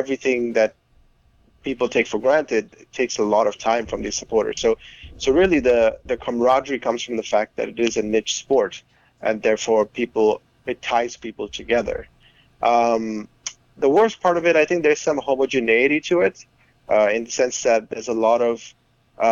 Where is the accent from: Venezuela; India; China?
India; moved away; I grew up in India